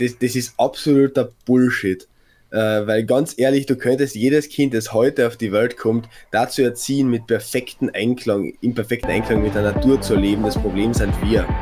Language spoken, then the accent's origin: German; Klagenfurt, Carinthia, Austria; moved away as an adult; also born or lived in Graz; ich nenne Klagenfurt meine Heimat, weil das, da bin ich aufgewachsen